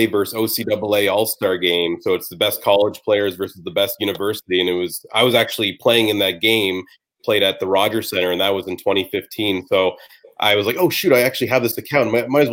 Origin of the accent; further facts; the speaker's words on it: Brampton, Ontario, Canada; I grew up playing in Brampton, Ontario, like AAA baseball all the way through for the Brampton Royals